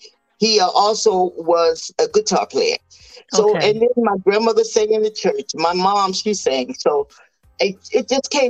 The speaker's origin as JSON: {"language": "English", "town": "Chicago", "region": "Illinois", "country": "United States", "said": "I came from Chicago, Illinois, mm-hmm. and at that time I was only 16 years old."}